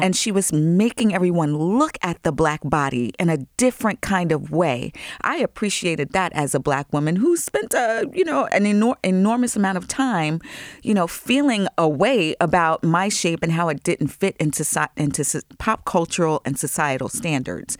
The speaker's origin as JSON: {"language": "English", "area": "Long Island", "region": "New York", "country": "United States", "tie": "born or raised there", "said": "I grew up in Long Island."}